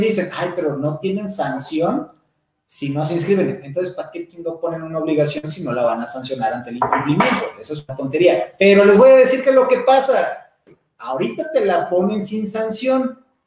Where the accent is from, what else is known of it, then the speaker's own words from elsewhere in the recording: Veracruz, Mexico; yo vengo de Veracruz, soy jarocho.